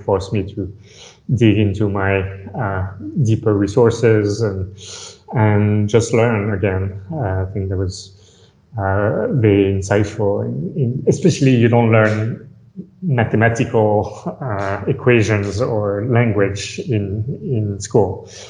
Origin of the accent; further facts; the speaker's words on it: France; English is a second language; So I came from France. I'm a pure product of the French system, I would say. Grew up in France, moved around a lot.